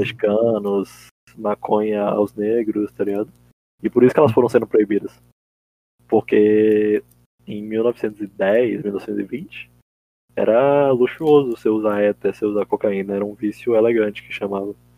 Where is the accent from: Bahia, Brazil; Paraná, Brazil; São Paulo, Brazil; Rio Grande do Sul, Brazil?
Bahia, Brazil; Salvador; eu nunca saí muito de Salvador